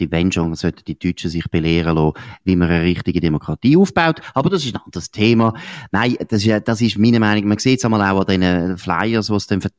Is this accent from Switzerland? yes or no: yes; Switzerland; als Schweizer hast du so viele Möglichkeiten, wie du kannst für deine Ziel, politische Ziele schaffen.